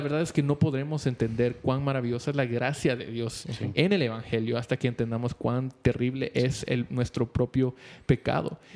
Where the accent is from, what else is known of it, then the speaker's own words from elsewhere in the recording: Guatemala; somos guatemaltecos